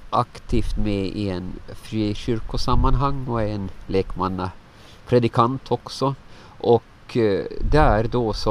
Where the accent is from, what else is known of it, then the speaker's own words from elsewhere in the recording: Åland, Finland; born there; var är en tryggare plats än där jag är född på Åland?